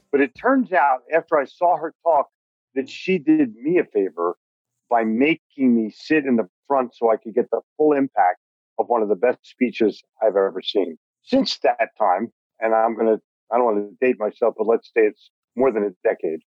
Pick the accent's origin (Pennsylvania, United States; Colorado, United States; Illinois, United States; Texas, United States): Pennsylvania, United States; Philadelphia; also born or lived in New York City; now in Charlotte, United States; I grew up in Philadelphia, sold in New York City, but was smart enough to move to Charlotte, North Carolina.